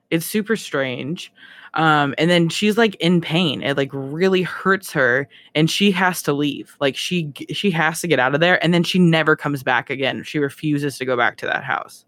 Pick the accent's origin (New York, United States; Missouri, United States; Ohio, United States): Ohio, United States; I'm from Ohio. Corn is all we